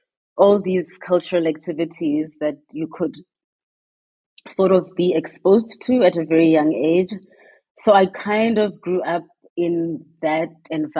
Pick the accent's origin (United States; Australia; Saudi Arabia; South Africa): South Africa; Mahikeng, North West; So I grew up in the 80s in Mafeking. And at the time, Mafeking was, of course, a homeland, not part of South Africa